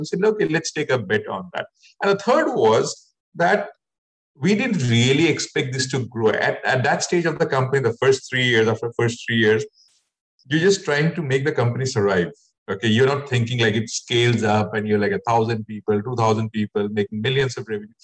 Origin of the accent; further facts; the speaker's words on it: Assam, India; I'm also from Assam originally